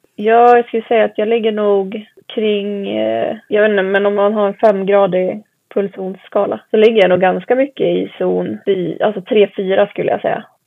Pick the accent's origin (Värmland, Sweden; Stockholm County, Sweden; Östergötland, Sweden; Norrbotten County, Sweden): Östergötland, Sweden; Mantorp; jag är uppväxt i Mantorp heter det, så det ligger i Östergötland